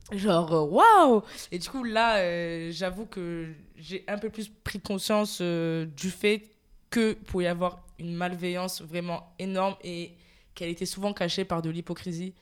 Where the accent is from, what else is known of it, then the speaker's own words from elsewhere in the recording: Marseille, Provence-Alpes-Côte d'Azur, France; je suis de Marseille, marseillaise